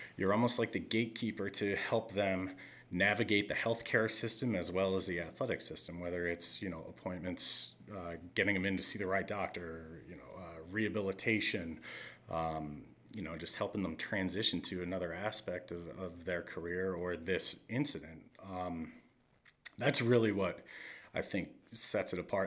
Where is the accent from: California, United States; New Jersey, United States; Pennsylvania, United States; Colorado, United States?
Pennsylvania, United States; just outside of Scranton; growing up in Pennsylvania, just outside of Scranton